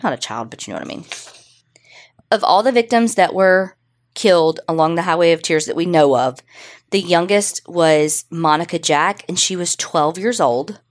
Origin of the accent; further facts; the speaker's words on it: Canada; we're Canadian